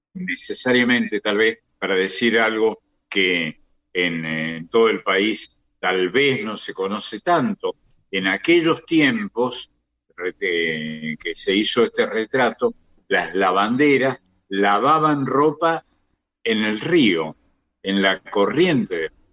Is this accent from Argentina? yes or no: yes; Córdoba, Argentina; he nacido y he crecido en un lugar de la Argentina donde el tango era fundamental la provincia de Córdoba